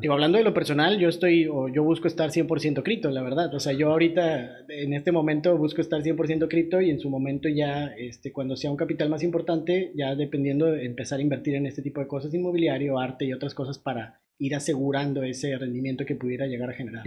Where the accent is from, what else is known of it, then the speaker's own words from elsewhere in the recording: Mexico; nosotros en México